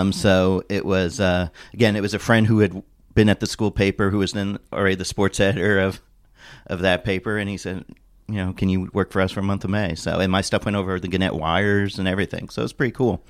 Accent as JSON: {"language": "English", "town": "Indianapolis", "region": "Indiana", "country": "United States", "tie": "born or raised there", "said": "I grew up in Indianapolis, or moved there when I was ten."}